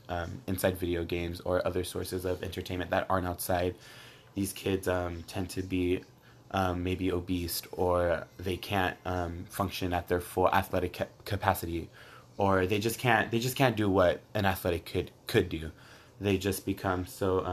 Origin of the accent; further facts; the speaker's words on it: Coachella, California, United States; I have a set job back in my hometown, which is Coachella, at CV High School